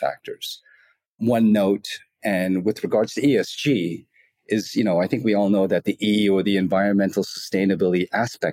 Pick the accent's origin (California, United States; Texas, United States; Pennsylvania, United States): California, United States; Los Angeles; moved away as an adult; now in Asia; the United States, where I'm originally from. I'm from Los Angeles